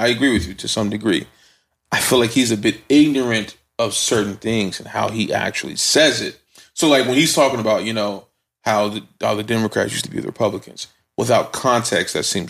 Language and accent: English; Chicago, Illinois, United States; I'm from the east side of Chicago, bro.